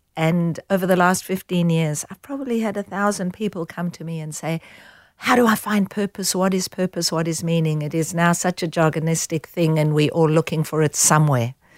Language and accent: English; South Africa; growing up in South Africa